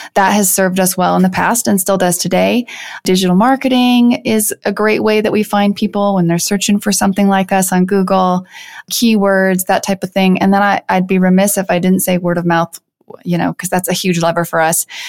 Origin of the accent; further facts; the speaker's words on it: Iowa, United States; moved away as an adult; also born or lived in Chicago / San Francisco; now in Denver, United States; So I grew up in the Midwest. I grew up on a farm in the middle of Iowa.